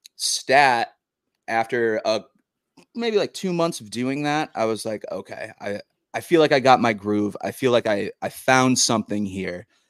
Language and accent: English; Massachusetts, United States; also born or lived in Nashville; now in New Jersey, United States; I'm from Massachusetts oh, originally